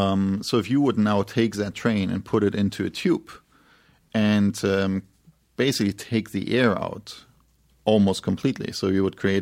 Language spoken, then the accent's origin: English; Berlin, Germany; born there; I was born in Berlin